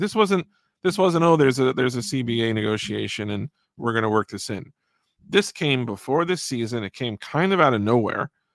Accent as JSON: {"language": "English", "country": "United States", "said": "I'm an American"}